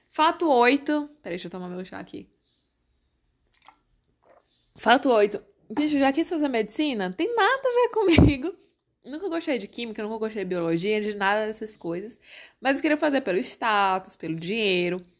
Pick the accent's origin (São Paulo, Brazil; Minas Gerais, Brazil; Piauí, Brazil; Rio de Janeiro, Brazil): Piauí, Brazil; Corrente; also born or lived in Teresina; eu nasci em Teresina, gente. Eu nasci aqui mas fui sempre criada em corrente, então por isso que eu me considero muito mais correntina do que teresinense.